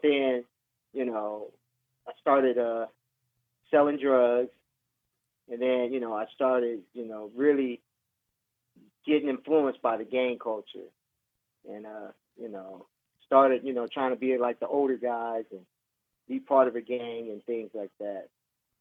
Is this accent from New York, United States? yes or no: no; San Diego, California, United States; I was born in San Diego, California.